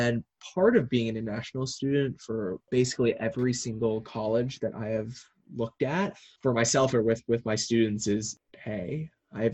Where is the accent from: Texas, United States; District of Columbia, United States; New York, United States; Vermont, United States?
Texas, United States; Dallas; I'm actually originally from Dallas